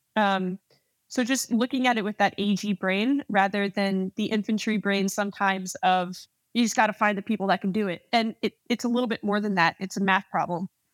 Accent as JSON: {"language": "English", "region": "New Jersey", "country": "United States", "tie": "born or raised there", "moved": "as an adult", "said": "I'm born and raised in New Jersey, uh, Central West Jersey"}